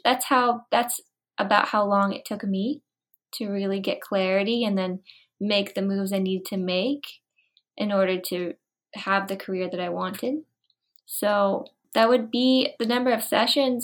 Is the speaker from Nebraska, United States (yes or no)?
no; Florida, United States; moved away as an adult; also born or lived in Vancouver; I'm originally from Florida, so I worked in Florida, And then I moved to Vancouver